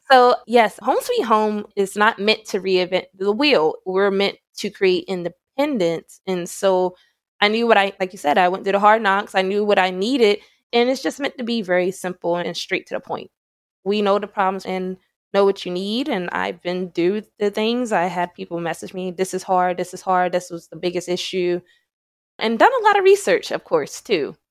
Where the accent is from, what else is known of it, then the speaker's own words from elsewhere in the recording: Salisbury, Maryland, United States; moved away; also born or lived in Baltimore, Maryland / Georgia; I'm from Salisbury, Maryland. I was born in Salisbury, Maryland